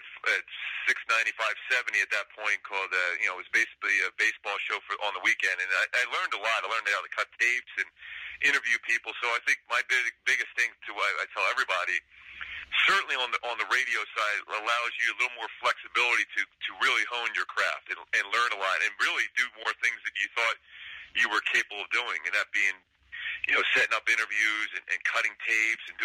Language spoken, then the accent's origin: English; Philadelphia, Pennsylvania, United States; now in San Fernando Valley, United States; growing up in Philly, I was a big Harry Callis fan